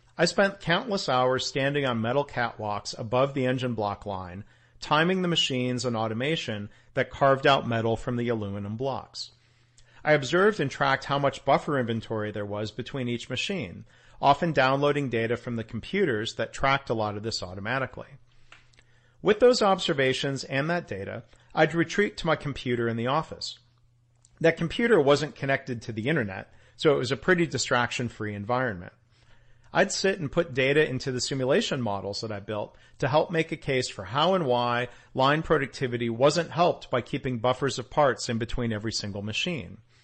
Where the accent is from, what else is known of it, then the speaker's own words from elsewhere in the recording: Detroit, Michigan, United States; growing up around Detroit